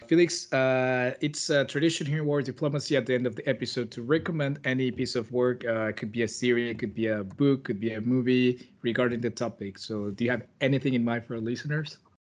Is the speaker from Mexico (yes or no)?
yes; Mexico; I'm from Mexico